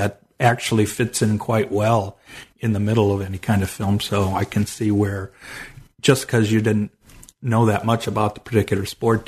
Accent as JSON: {"language": "English", "town": "Cleveland", "region": "Ohio", "country": "United States", "said": "because I'm originally from Cleveland, Ohio"}